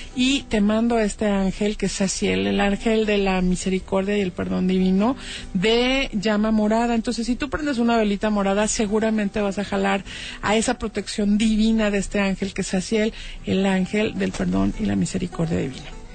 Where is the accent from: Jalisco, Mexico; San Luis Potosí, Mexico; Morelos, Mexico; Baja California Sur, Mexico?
Jalisco, Mexico; Guadalajara; yo soy tapatía con corazón regio